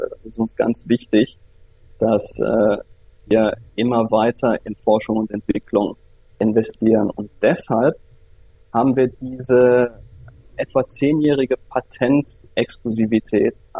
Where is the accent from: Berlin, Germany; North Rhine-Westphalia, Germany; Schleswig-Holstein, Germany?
North Rhine-Westphalia, Germany; Viersen; Ich komme aus Viersen, das ist bei Düsseldorf äh, mhm. in Nordrhein-Westfalen.